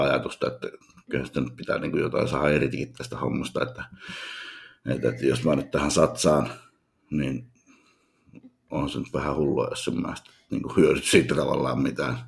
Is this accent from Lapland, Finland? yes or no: yes; Utsjoki, Lapland, Finland; moved away; oon kotoisin pohjoisesta hyvin pienestä kylästä